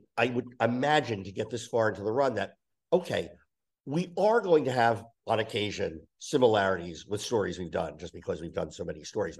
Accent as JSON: {"language": "English", "region": "New Jersey", "country": "United States", "said": "I'm from New Jersey"}